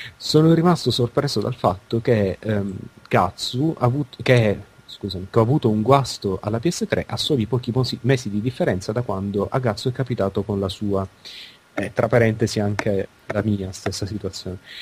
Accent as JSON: {"language": "Italian", "town": "Palermo", "region": "Sicily", "country": "Italy", "tie": "born or raised there", "said": "è la mia città natale."}